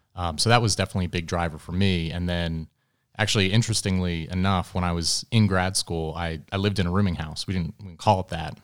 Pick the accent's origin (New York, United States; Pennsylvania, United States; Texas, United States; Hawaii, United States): Pennsylvania, United States; outside of Philadelphia; moved away as an adult; also born or lived in London; now in Atlanta, United States; I grew up outside of Philadelphia